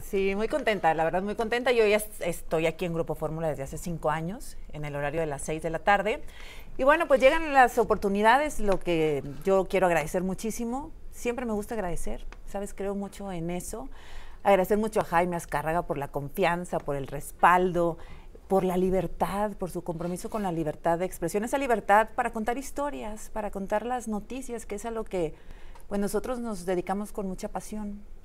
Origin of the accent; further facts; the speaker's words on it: Monterrey, Nuevo León, Mexico; moved away as an adult; now in Mexico City, Mexico; Yo soy de Monterrey